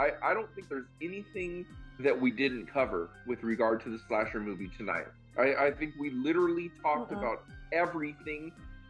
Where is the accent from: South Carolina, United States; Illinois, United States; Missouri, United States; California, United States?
California, United States; Southern; born or raised there; accent: valley girl